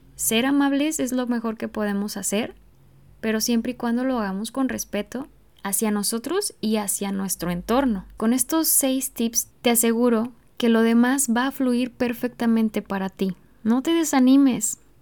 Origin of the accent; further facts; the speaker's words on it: Mexico; en México, por ejemplo, en mi país